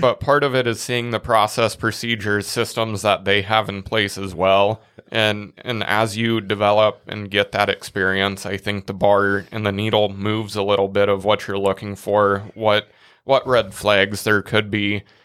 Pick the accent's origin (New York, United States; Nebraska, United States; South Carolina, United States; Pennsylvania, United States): Nebraska, United States; we're from Nebraska